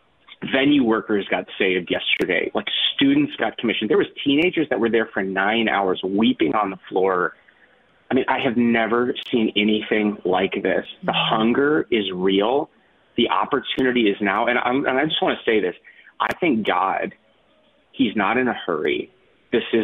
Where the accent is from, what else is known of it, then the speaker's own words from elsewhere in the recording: North Dakota, United States; now in Minneapolis, United States; I'm a kid from North Dakota. I live in Minneapolis